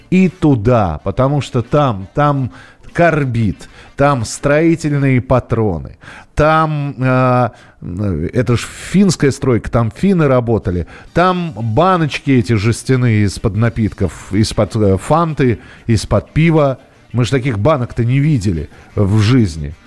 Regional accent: Moscow, Russia; родной для себя, м, Бескудниковский бульвар, там, где я вырос, в Москве.

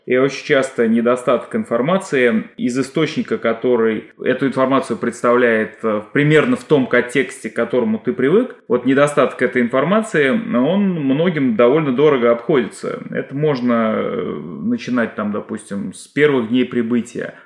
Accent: Russia; now in Canada

